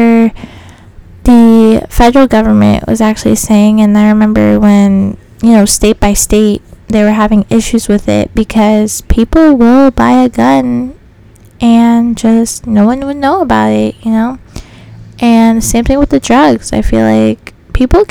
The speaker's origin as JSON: {"language": "English", "region": "Virginia", "country": "United States", "moved": "yes", "said": "I'm originally from Virginia"}